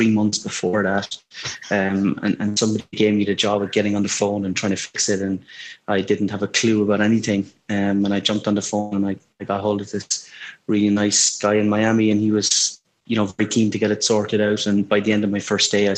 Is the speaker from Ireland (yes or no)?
yes; Ireland; I grew up in Ireland